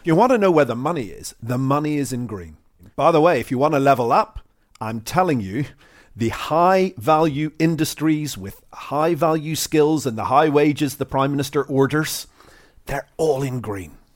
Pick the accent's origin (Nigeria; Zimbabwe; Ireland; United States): Ireland; moved away; growing up in Ireland